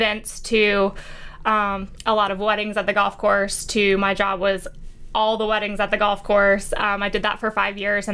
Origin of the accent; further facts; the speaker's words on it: Iowa, United States; moved away as an adult; now in Charleston, United States; I am from Iowa.